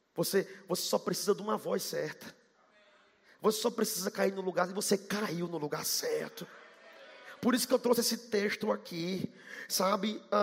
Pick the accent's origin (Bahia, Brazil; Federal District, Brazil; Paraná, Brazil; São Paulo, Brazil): Bahia, Brazil; Salvador; accent: baiano; eu sou baiano, 100% baiano. Falo que nem baiano, acelerado que nem baiano. Gosto de tudo de Salvador